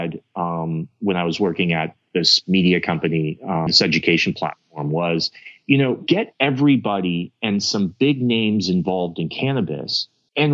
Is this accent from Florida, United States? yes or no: no; Los Angeles, California, United States; also born or lived in Israel; I come from Hollywood, born and raised